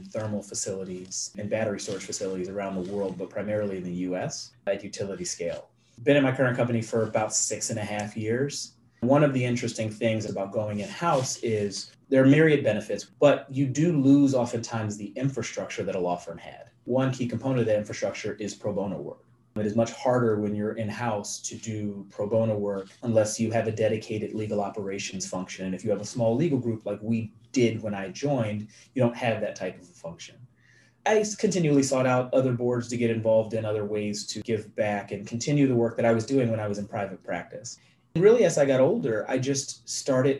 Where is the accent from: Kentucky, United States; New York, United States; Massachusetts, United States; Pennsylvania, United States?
Pennsylvania, United States; Philadelphia; I grew up in West Philadelphia